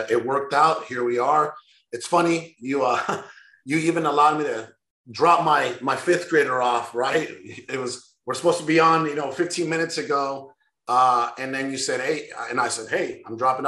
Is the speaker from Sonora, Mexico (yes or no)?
yes; Sonora, Mexico; moved away; I was born in Mexico, in northern part, Sonora